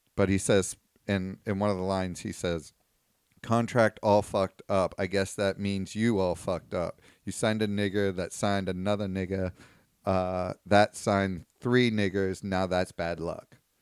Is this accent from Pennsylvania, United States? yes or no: no; Virginia, United States; my home state, Virginia